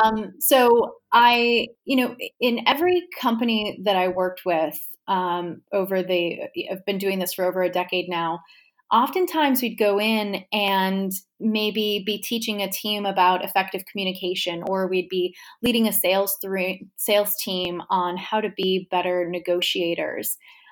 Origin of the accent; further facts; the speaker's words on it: New York, United States; now in Richmond, United States; I hail from New York originally. I'm currently living in Richmond, Virginia.